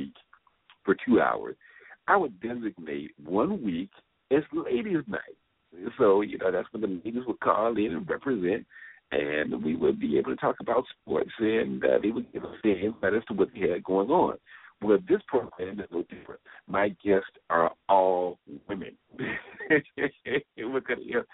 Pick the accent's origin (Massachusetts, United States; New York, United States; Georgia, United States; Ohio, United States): Georgia, United States; Atlanta; I do the show from Atlanta, Georgia, my hometown